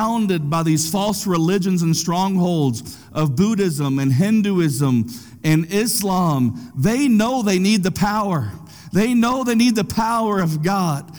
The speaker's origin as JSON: {"language": "English", "country": "United States", "said": "I'm an American"}